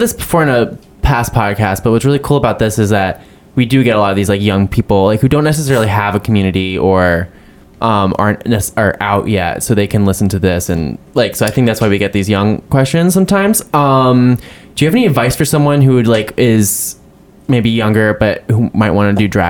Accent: New Jersey, United States; moved away as an adult; also born or lived in Los Angeles; now in New York, United States; I grew up in New Jersey.

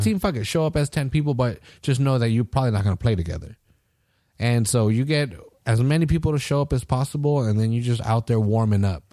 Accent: United States; I'm an American

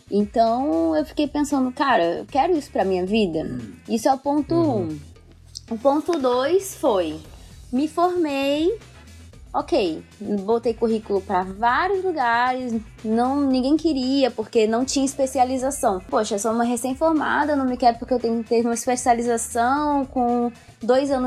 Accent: Brazil; moved away; com pessoas aqui, pergunto de onde eu sou e tal, sempre me perguntam por que eu saí do Brasil, né?

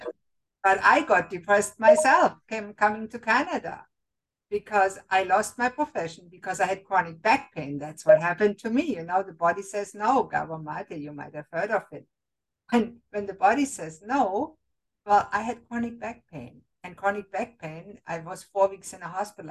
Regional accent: Germany; moved away; I was raised and born in Germany

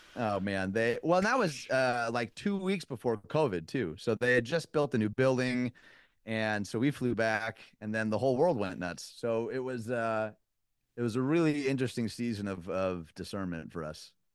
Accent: Detroit, Michigan, United States; moved away as an adult; also born or lived in Chicago; now in Nashville, United States; born and raised in Detroit

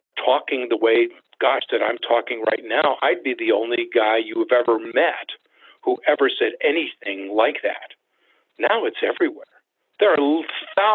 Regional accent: United States; I'm an American

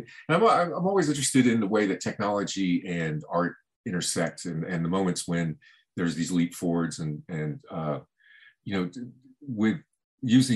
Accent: Miami, Florida, United States; now in Los Angeles, United States; I was born in Miami and lived there.

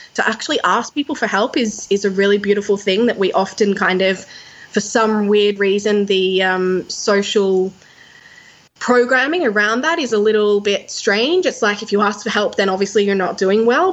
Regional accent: Sydney, New South Wales, Australia; Sydney, my hometown

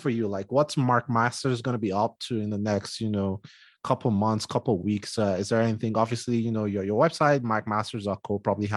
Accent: Nigeria; now in Denver, United States; me being Nigerian

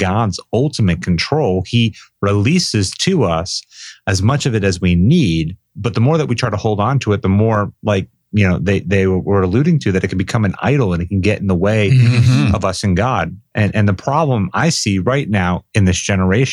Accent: Boca Raton, Florida, United States; I grew up in South Florida down in Boca Raton, just a few miles from the beach

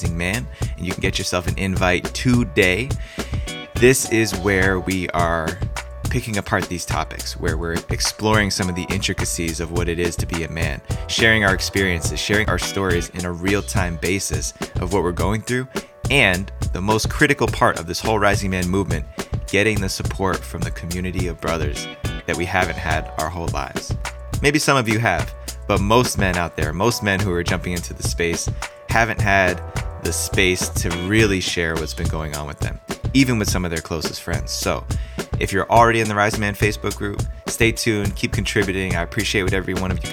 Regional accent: New Jersey, United States; moved away; I was born and raised in New Jersey

